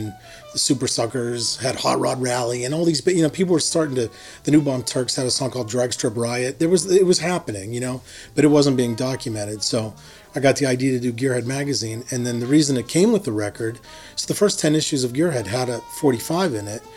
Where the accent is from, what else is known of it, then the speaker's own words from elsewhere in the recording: Harmony, Pennsylvania, United States; moved away as an adult; also born or lived in Pittsburgh, Pennsylvania; now in Oakland, United States; I'm from Hermony, Pennsylvania. I lived there for the first 18 years of my life.